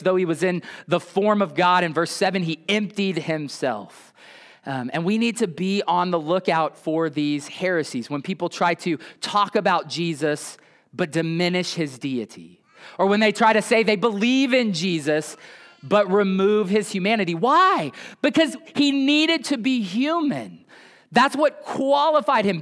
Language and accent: English; United States